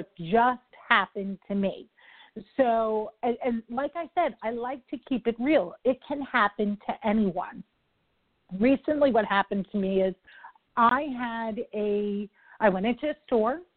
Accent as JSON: {"language": "English", "region": "New York", "country": "United States", "said": "I talk quick. I'm from New York."}